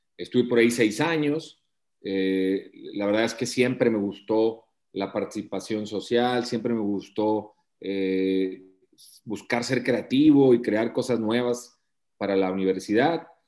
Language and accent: Spanish; Matamoros, Tamaulipas, Mexico; moved away as an adult; now in Monterrey, Mexico; soy de Matamoros